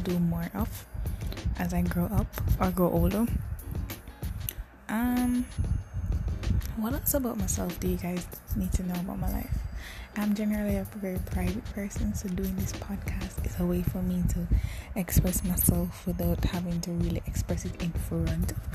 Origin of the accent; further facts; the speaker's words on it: Jamaica; I am born and raised in Jamaica, the little island in the Caribbean.